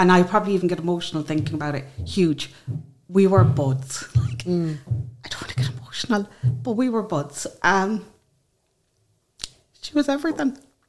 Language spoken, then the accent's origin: English; County Clare, Munster, Ireland; from County Clare.